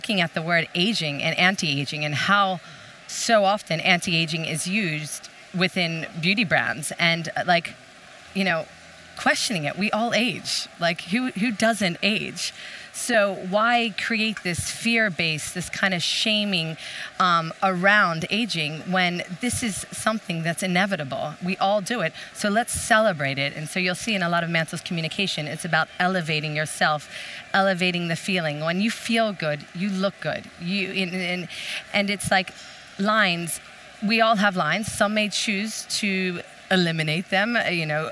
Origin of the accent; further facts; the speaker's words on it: United States; moved away as an adult; now in Sweden; being American and coming to Sweden